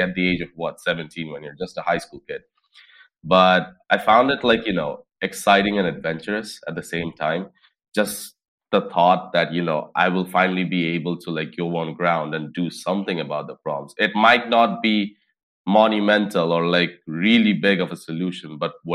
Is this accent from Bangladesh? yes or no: yes; Dhaka, Dhaka Division, Bangladesh; I grew up in Dhaka, which is the capital of Bangladesh